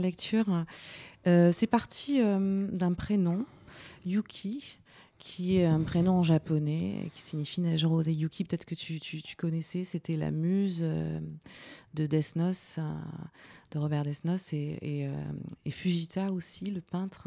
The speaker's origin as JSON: {"language": "French", "area": "Vosges", "region": "Grand Est", "country": "France", "tie": "born or raised there", "said": "j'ai commencé dans, dans, ma ville natale, en fait, dans ma région natale, les Vosges"}